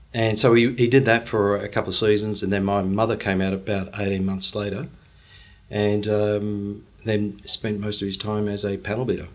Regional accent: Brisbane, Queensland, Australia; grew up in Paddington, went to school uh, at uh, Marist at Rosalie

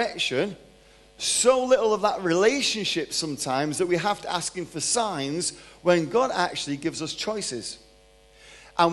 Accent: Manchester, North West England, United Kingdom; moved away as an adult; also born or lived in London; now in Texas, United States; I'm 53 years old, from Manchester, born in London, grew up in Manchester, moved to Texas 13 years ago

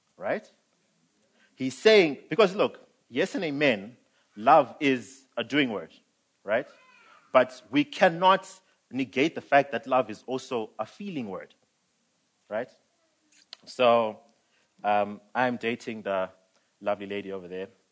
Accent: Zimbabwe; now in South Africa; I'm from Zim. Um, I was born and raised. I came this side in 2008

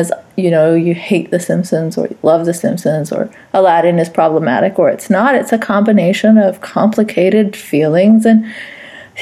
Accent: Saudi Arabia; moved away; my background is South Asian, Pakistani, even though I was raised in Saudi Arabia

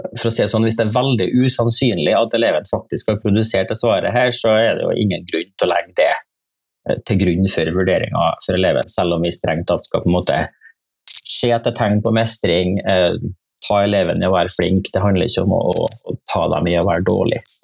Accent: Nordmøre, Møre og Romsdal, Norway; now in Trøndelag, Norway; Jeg er fra, fra Nordmøre, jeg, da. jeg bor i Trøndelag

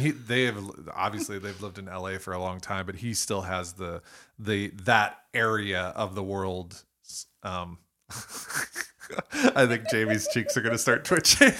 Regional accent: Toledo, Ohio, United States; accent: Toledo; my Toledo accent

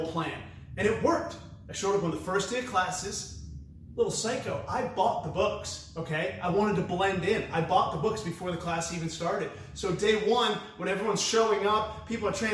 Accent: New Hampshire, United States; I was born and raised in New Hampshire

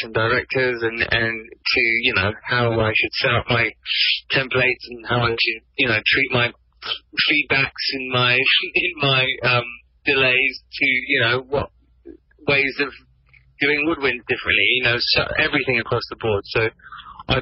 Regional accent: England, United Kingdom; I'm English

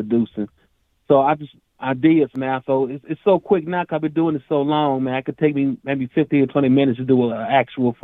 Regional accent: Chicago, Illinois, United States; I'm from Chicago

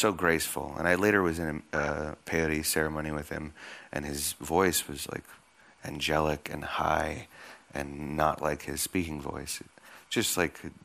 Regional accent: Oakland, California, United States; I was born and raised in Oakland

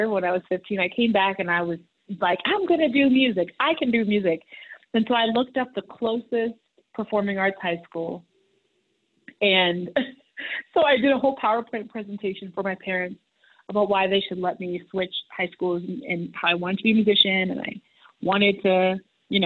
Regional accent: Long Island, New York, United States; moved away; also born or lived in Massachusetts / Haiti (ancestry); I grew up in Long Island, New York, and Massachusetts

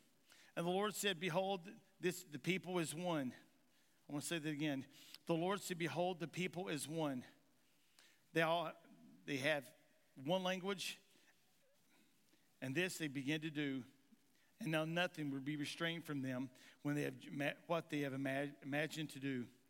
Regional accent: Kentucky, United States; now in Missouri, United States; I'm from Eastern Kentucky, and in Eastern Kentucky, we talk a certain way. Anybody know how the people in Eastern Kentucky talks? Well, I talk really good. Okay, I don't talk good. How do I say this? My talking is better here in Missouri now than it was ever in Kentucky.

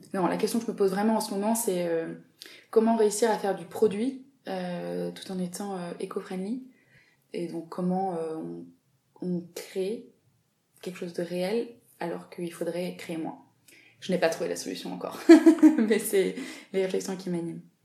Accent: south of France, France; moved away as an adult; now in Paris, France; je viens du sud de la France

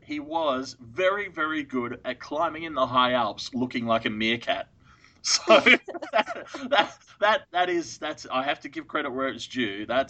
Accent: Australia; Yeah, I'm Australian.

